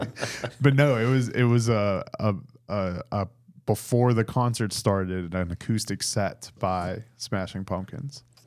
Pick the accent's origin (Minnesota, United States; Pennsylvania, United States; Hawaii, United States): Pennsylvania, United States; Pittsburgh; now in Frederick, United States; I grew up in Pittsburgh, so it's, I'm a solidly Sheets country